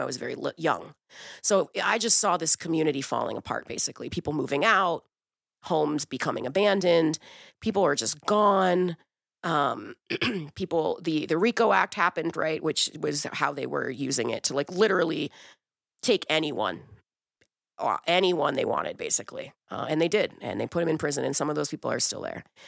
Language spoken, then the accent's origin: English; Wilkinsburg, Pennsylvania, United States; also born or lived in Brazil; I grew up in Wilkinsburg